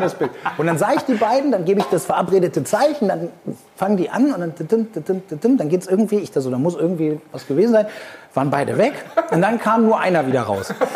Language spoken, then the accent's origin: German; Argentina; moved away; also born or lived in Hamburg; ich bin hier in Argentinien aufgewachsen